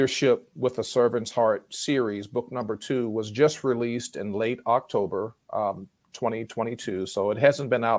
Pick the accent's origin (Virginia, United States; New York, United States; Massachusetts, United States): Virginia, United States; Richmond; my hometown of Richmond, Virginia